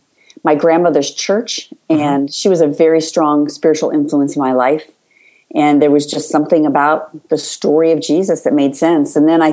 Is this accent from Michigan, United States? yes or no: no; Los Angeles, California, United States; also born or lived in Chicago; I was born in Los Angeles, California. I am a second generation LA girl, which is unusual.